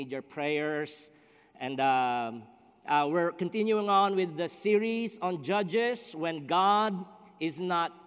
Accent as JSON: {"language": "English", "country": "Philippines", "also_born_or_lived": "Dyer, Indiana", "moved": "as an adult", "lives_now": "Chicago, United States", "said": "I'm from the Philippines"}